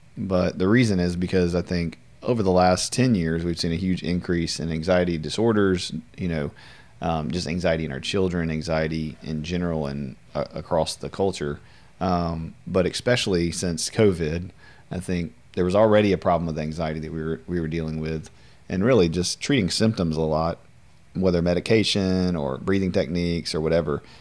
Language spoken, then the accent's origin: English; Louisiana, United States; my entire life of being in Louisiana, most of my life